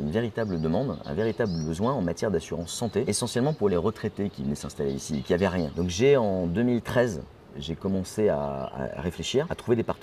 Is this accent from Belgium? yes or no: yes; Belgium; now in Morocco; moi je suis de Belgique.